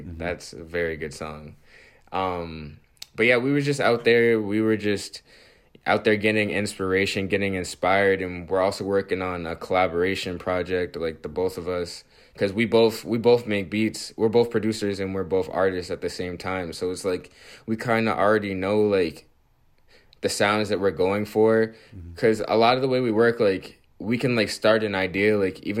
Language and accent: English; Dorchester, Massachusetts, United States; also born or lived in Roxbury; I'm from Dorchester.